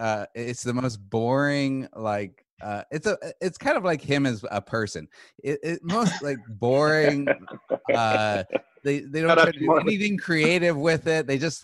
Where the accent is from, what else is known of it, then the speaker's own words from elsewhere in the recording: Arizona, United States; also born or lived in Phoenix; I grew up in Arizona, so you know, I've been a huge Suns fan ever since I was